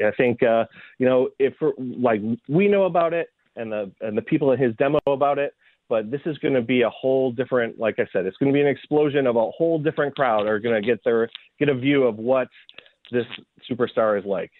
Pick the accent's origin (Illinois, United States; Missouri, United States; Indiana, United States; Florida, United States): Illinois, United States; Chicago; growing up in Chicago